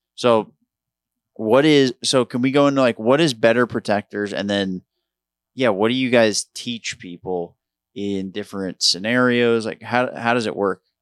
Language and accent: English; Long Island, New York, United States; moved away; I grew up on Long Island